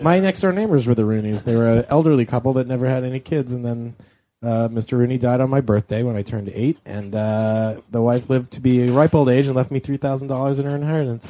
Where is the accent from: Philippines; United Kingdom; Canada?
Canada; I'm from Canada